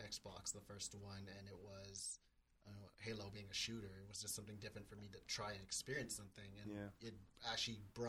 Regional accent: Vallejo, California, United States; I'm from Vallejo, California.

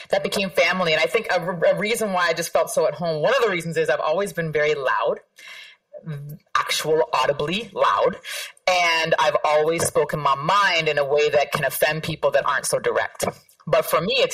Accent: Canada; also born or lived in Toronto; now in Queens, United States; this might be a, a, controversial statement for me to make as a Canadian, but unequivocally, the place that I feel most at home is that block

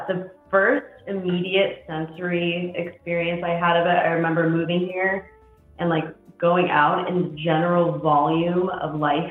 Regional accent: Seattle, Washington, United States; moved away as an adult; now in Netherlands; We're from Seattle.

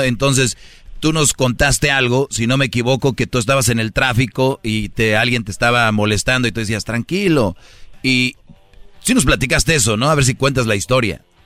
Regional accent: Monterrey, Nuevo León, Mexico; yo soy de Monterrey, ahí muy cerca

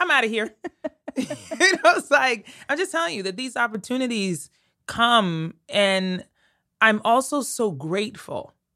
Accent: Colorado, United States; moved away as an adult; also born or lived in Connecticut / New York City; I was from Colorado.

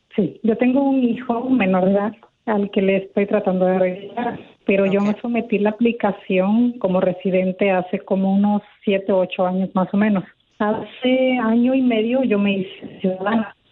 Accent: Honduras; moved away; also born or lived in Mexico / United States; yo soy hondureña

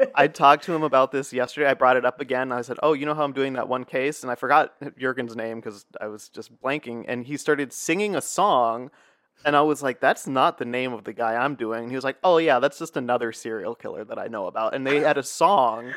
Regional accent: United States; also born or lived in Essen, Germany; as an American

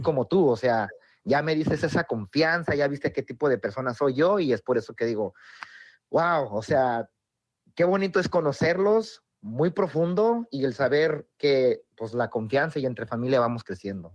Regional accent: Oaxaca, Mexico; en Oaxaca hablamos inglés

